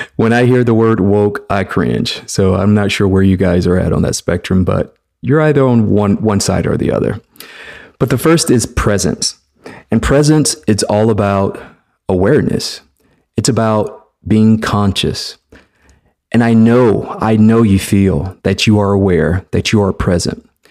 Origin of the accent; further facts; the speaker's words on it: Mobile, Alabama, United States; I am a black man who was born and raised in the South, Mobile, Alabama, to be exact